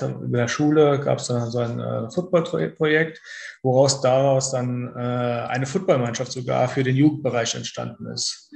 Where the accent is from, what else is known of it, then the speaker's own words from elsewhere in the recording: near Trier, Rhineland-Palatinate, Germany; komme aus der Nähe der ältesten Stadt Deutschland, das ist Trier in Rheinland-Pfalz